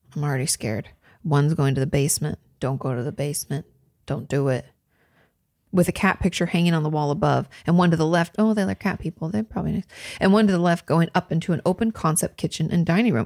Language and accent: English; a town on the Seattle to Portland route, Washington, United States; my downtown where I grew up